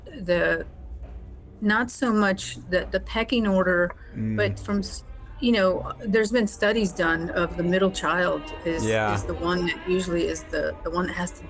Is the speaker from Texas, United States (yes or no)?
no; Whittier, California, United States; Grew up in a suburb of Los Angeles called Whittier.